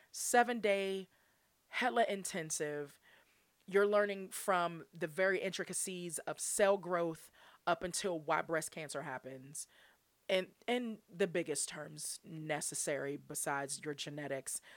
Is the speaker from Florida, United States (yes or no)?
no; Pittsburgh, Pennsylvania, United States; I'm from Pittsburgh.